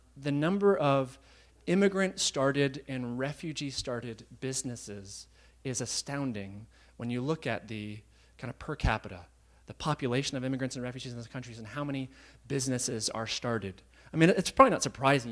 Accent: United States; being American

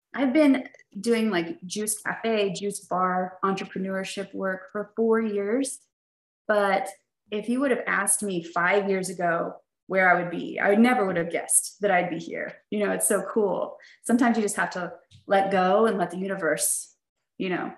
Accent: Dallas, Texas, United States; also born or lived in Poplar Bluff, Missouri; now in Fayetteville, United States; I grew up in Dallas

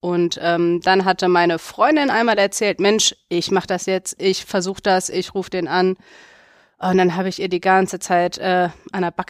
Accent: Druffel, North Rhine-Westphalia, Germany; ich komme ja, aus Druffel, darf ich sagen, wer das nicht kennt, Riedberg

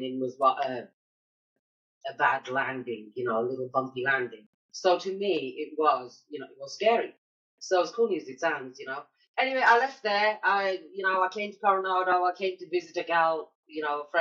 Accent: United Kingdom; moved away as an adult; also born or lived in Bahrain; now in United States; as a Brit growing up

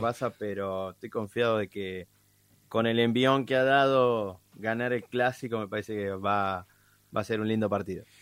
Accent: Tres Arroyos, Buenos Aires Province, Argentina; en la ciudad de Tres Arroyos, de donde soy, provincia de Buenos Aires.

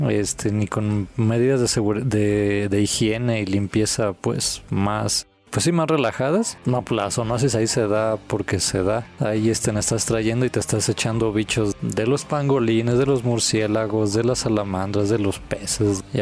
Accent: Mexico; como somos los mexicanos

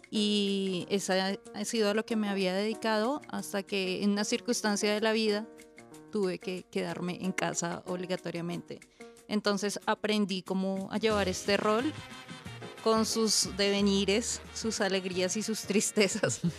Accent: Bogotá, Colombia; yo soy de Bogotá, eh, tengo 38 años, soy mamá de un chico de 15 años.

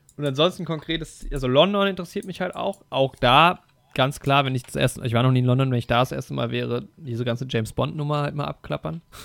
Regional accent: Germany; als Deutscher

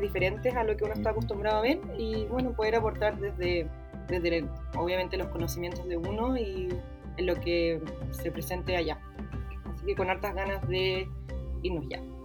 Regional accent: Viña del Mar, Valparaíso, Chile; soy de Viña, toda la vida he sido de acá.

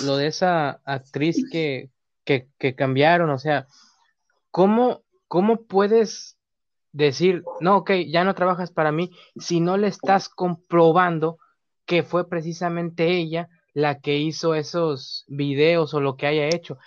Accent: Mexico; aquí en México

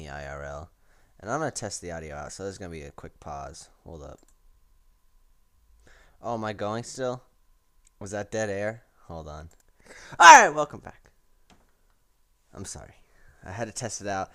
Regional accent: United States; I'm an American

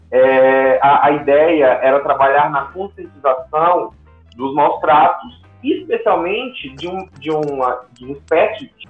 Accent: Fortaleza, Ceará, Brazil; moved away as an adult; now in Curitiba, Brazil; quando eu cheguei aqui em Curitiba, eu sou de Fortaleza, sou do Ceará, e vim para cá fazer um mestrado. E quando eu cheguei aqui em 2016

